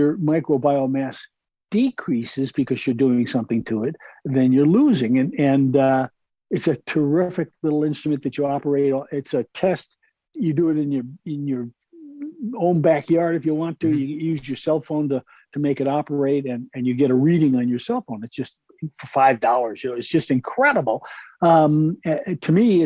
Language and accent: English; New York, United States; I grew up in New York